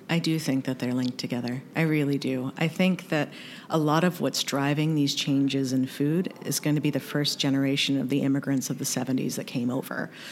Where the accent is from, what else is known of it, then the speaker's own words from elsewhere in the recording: North Carolina, United States; also born or lived in Kentucky; I was raised in the South, born in Kentucky, raised in North Carolina